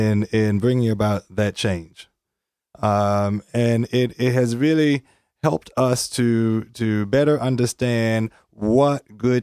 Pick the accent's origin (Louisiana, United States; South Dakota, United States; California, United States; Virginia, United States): Virginia, United States; Richmond; I grew up in Virginia, Richmond.